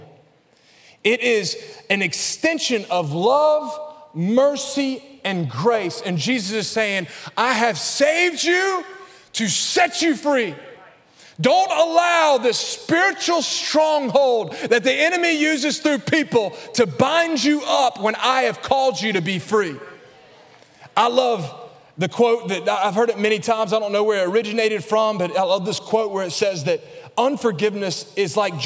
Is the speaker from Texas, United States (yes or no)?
no; Alabama, United States; accent: Alabama; my Alabama accent